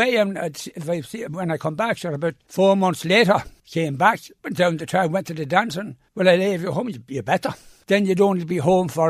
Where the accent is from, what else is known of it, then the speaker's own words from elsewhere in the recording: Drogheda, Leinster, Ireland; We grew up together in Drogheda